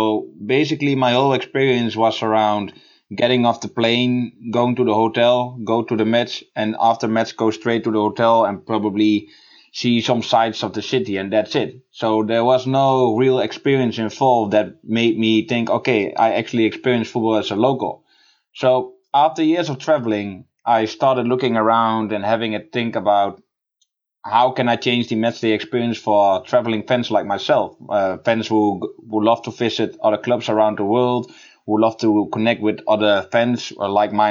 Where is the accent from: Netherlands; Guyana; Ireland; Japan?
Netherlands; I'm from the Netherlands